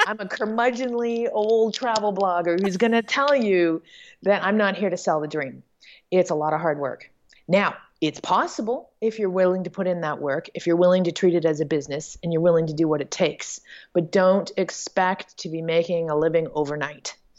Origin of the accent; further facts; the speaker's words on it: Toronto, Ontario, Canada; moved away as an adult; my hometown of Toronto, Canada.